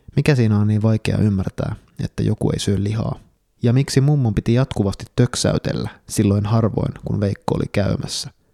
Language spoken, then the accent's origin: Finnish; Kuopio, North Savo, Finland; joka olen kasvanut Kuopiossa omakotitalossa